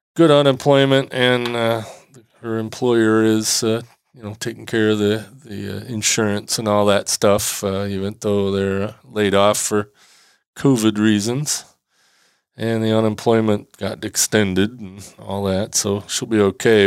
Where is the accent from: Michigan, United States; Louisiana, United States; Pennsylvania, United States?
Michigan, United States; Traverse City; here in my hometown in Traverse City